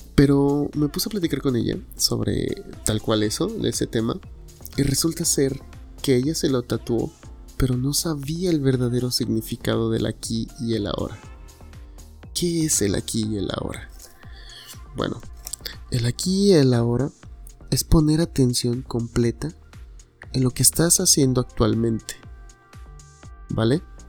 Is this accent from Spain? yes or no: no; Tuxtepec, Oaxaca, Mexico; now in Guadalajara, Mexico; soy de Oaxaca